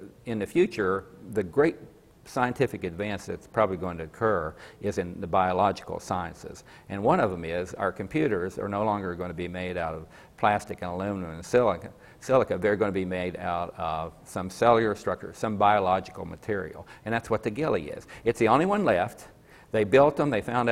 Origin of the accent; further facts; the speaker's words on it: Coalwood, West Virginia, United States; me growing up in Colwood. I thought it was a pretty cool place to live